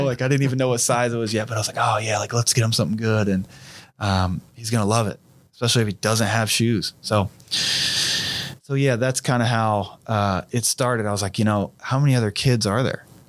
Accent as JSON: {"language": "English", "town": "Fairborn", "region": "Ohio", "country": "United States", "said": "I'm from Fairborn, Ohio"}